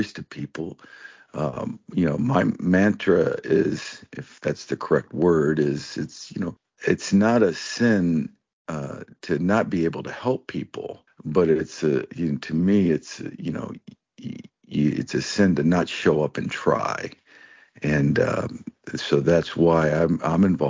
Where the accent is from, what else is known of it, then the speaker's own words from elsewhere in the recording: Cuyahoga Falls, Ohio, United States; I grew up in Cuyahoga Falls